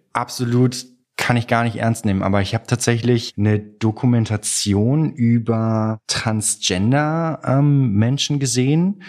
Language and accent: German; Troisdorf, North Rhine-Westphalia, Germany; now in Cologne, Germany; Bin in Trostorf geboren worden im Rheinland